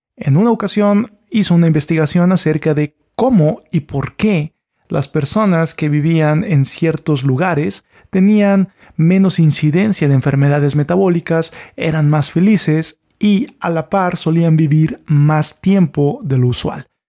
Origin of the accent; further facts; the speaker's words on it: Mexico; Yo soy de México